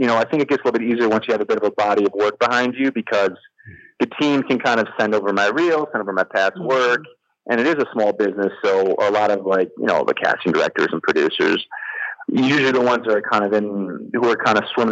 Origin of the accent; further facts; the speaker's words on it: Midwest, United States; now in Los Angeles, United States; I'm from the Midwest